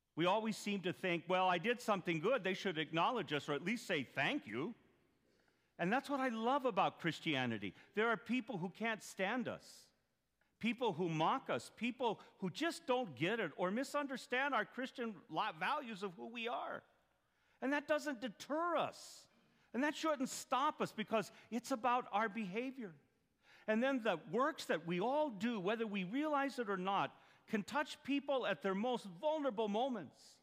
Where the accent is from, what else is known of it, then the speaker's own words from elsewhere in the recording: Duncan, Arizona, United States; moved away; I'm from Duncan there